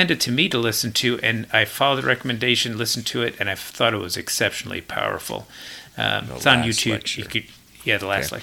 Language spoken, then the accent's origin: English; Ardsley, New York, United States; I grew up in Westchester